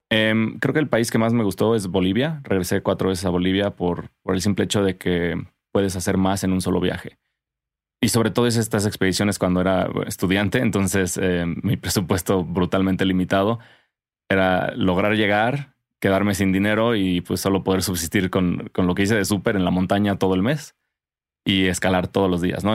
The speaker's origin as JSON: {"language": "Spanish", "town": "Cuernavaca", "region": "Morelos", "country": "Mexico", "tie": "born or raised there", "also_born_or_lived": "Tlayacapan", "said": "crecí en Cuerna y todos tenemos, bueno, todos crecimos con jardines en Cuerna"}